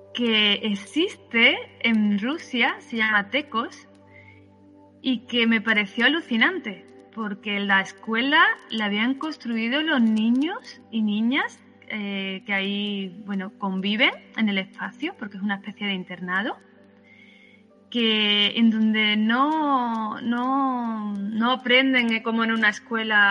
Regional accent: Málaga, Andalusia, Spain; yo nací en Málaga

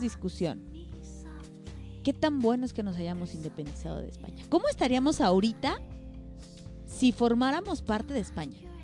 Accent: Mexico; todos los mexicanos, o al menos la mayoría, somos mariachis

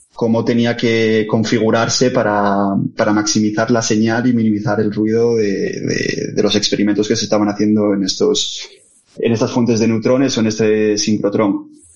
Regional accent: Oviedo, Asturias, Spain; moved away as an adult; now in Madrid, Spain; Mis, padres, mis abuelos son todos asturianos, yo, bueno, crecí en Oviedo

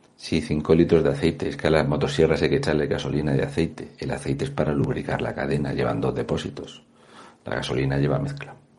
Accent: Mazarrón, Region of Murcia, Spain

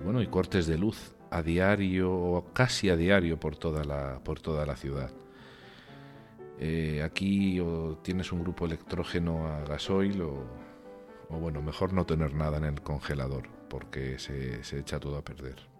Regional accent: Region of Murcia, Spain; now in Congo; en mi tierra, en Murcia

